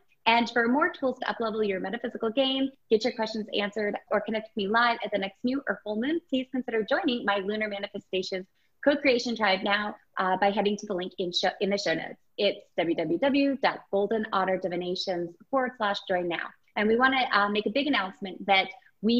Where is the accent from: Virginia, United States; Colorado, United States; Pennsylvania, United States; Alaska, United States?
Alaska, United States; I grew up in Alaska